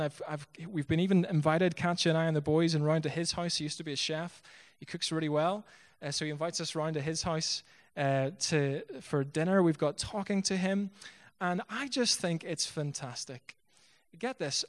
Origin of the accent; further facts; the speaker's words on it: Bangor, Northern Ireland, United Kingdom; moved away as an adult; now in Belturbet, Ireland; I grew up in Bangor, uh, not far from here